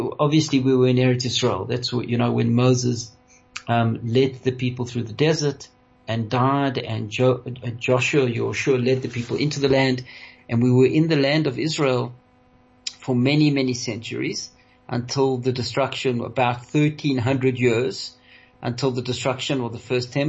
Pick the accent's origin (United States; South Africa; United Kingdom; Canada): South Africa